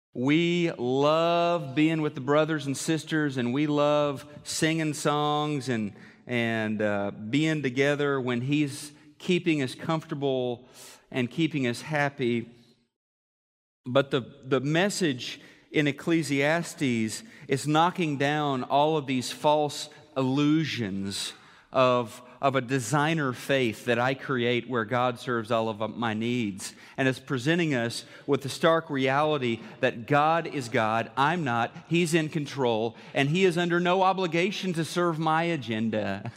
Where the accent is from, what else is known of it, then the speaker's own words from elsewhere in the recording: Missouri, United States; moved away; Missouri, my home state